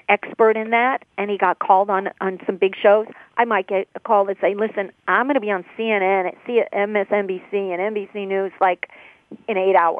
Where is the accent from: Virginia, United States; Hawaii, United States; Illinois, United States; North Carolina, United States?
Illinois, United States; Chicago; I would let them know that I'm from Chicago.